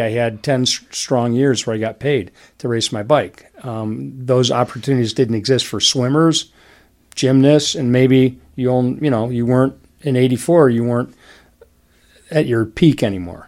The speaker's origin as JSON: {"language": "English", "town": "Detroit", "region": "Michigan", "country": "United States", "tie": "born or raised there", "said": "I grew up in Detroit."}